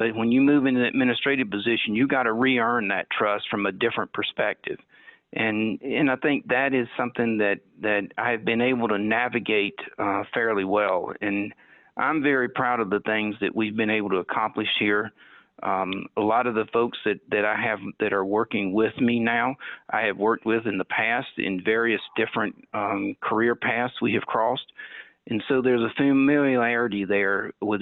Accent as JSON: {"language": "English", "town": "Anderson", "region": "South Carolina", "country": "United States", "tie": "born or raised there", "moved": "yes", "lives_now": "Barberton, United States", "said": "the hometown I grew up in Anderson, South Carolina"}